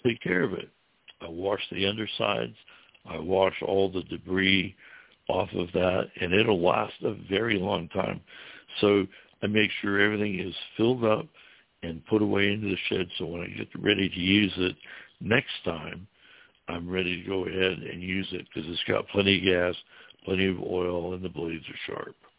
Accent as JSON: {"language": "English", "region": "Ohio", "country": "United States", "also_born_or_lived": "Florida Keys", "moved": "as an adult", "lives_now": "Florida, United States", "said": "I was from Ohio"}